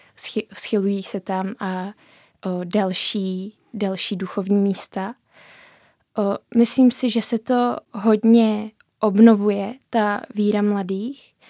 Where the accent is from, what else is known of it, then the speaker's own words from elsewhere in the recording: Římov, South Bohemian Region, Czechia; já jsem ze Římova, kde ta duchovnost hraje velkou roli